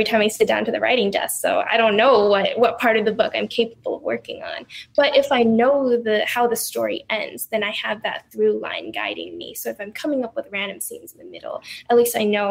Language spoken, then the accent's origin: English; United States; I'm Chinese American.